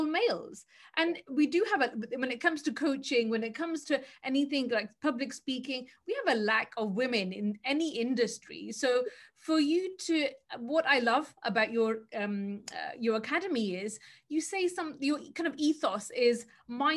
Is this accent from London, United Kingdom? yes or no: no; Birmingham, West Midlands, United Kingdom; I'm from Birmingham, so we're Midland girls.